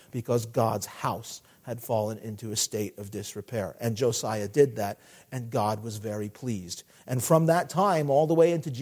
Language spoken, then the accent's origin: English; United States; as an American